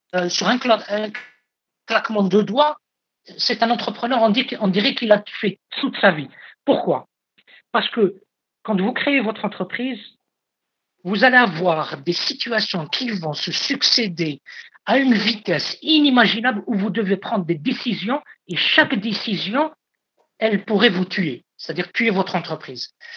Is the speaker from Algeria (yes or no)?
yes; Algeria; ici, chez moi, en Algérie